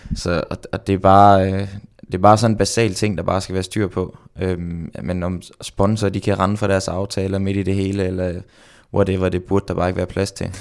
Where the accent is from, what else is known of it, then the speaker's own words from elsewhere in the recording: Randers, Central Denmark Region, Denmark; moved away as an adult; now in Girona, Spain; i Randers hjemme i Randers